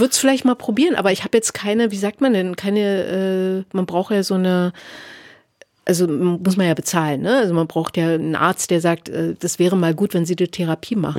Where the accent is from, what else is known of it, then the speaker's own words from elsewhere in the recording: Berlin, Germany; Ich bin in Ostberlin geboren und ich bin, wenn ich sowas wie Heimat verorten sollte, bin ich Ostberlinerin, weil ich lebe auch immer noch in Ostberlin